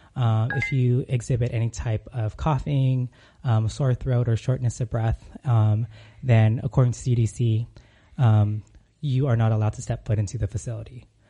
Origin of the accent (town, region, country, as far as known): California, United States; moved away as an adult; now in Arizona, United States